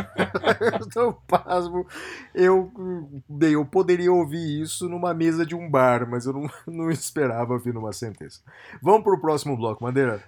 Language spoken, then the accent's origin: Portuguese; Brazil; nós brasileiros